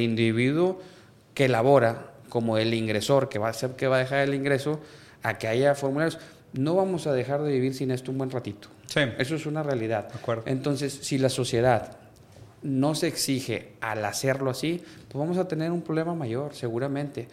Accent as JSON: {"language": "Spanish", "town": "Monterrey", "region": "Nuevo León", "country": "Mexico", "tie": "born or raised there", "said": "soy de Monterrey, Nuevo León. Aquí vivo, aquí tengo mi familia, aquí me formé"}